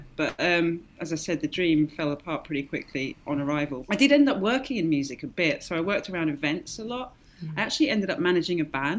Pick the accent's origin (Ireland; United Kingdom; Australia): Ireland; And, you know, growing up in Ireland a little bit, you know, all of my Irish family with all the folk